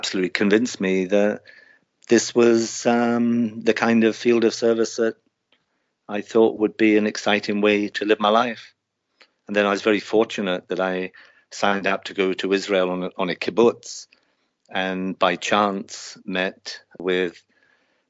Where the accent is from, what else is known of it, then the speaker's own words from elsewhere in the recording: Kent, South East England, United Kingdom; moved away as an adult; now in Guyana; I grew up in Kent in the south of England